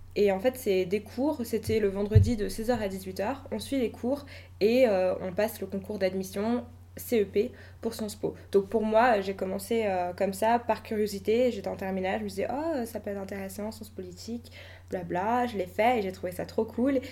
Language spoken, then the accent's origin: French; Le Blanc-Mesnil, Île-de-France, France; j'ai grandi au Blanc-Ménil